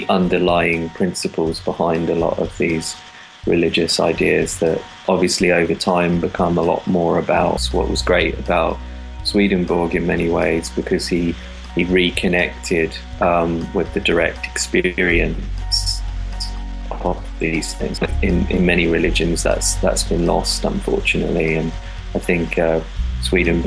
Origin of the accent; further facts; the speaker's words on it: London, United Kingdom; growing up in London's very multicultural